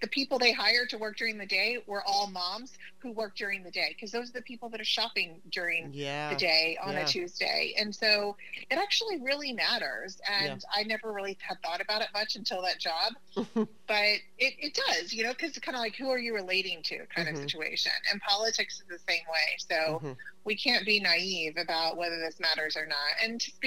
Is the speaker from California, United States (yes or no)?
no; Oklahoma, United States; moved away; I'm originally from Oklahoma.